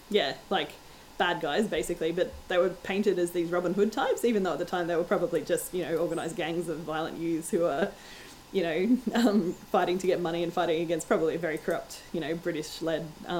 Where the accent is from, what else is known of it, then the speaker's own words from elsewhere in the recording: Australia; So, and I call myself an Australian. Like, I wouldn't think of myself ever as being from anywhere but here, because my identity is very Australian.